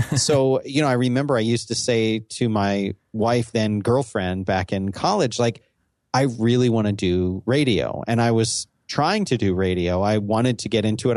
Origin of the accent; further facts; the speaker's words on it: Northeast, United States; I'm from the Northeast